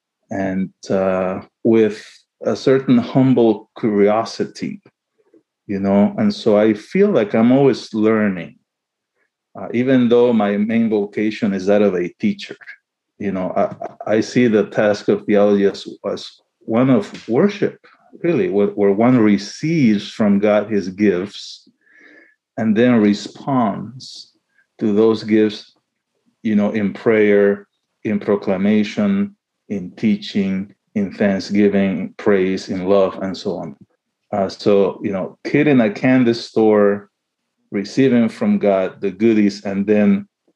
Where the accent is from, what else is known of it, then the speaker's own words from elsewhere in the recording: Panama; also born or lived in Chile; now in St. Louis, United States; I was born in Chile, my mother's motherland, but I grew up in Panama.